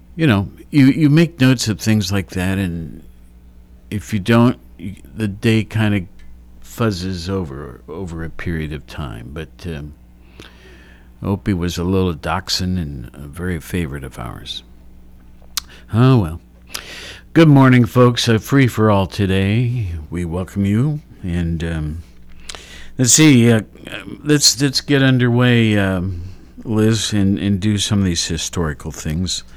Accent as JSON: {"language": "English", "town": "Worthington", "region": "Ohio", "country": "United States", "tie": "born or raised there", "said": "growing up in Worthington"}